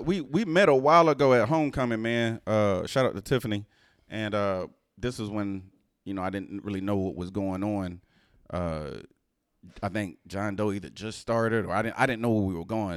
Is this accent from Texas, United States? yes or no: yes; Houston, Texas, United States; I was raised in Houston.